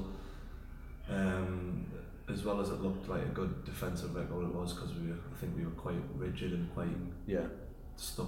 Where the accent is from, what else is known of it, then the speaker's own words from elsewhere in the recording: Northumberland, North East England, United Kingdom; moved away as an adult; now in Torquay, United Kingdom; I'm 20 minutes north, I'm Northumberland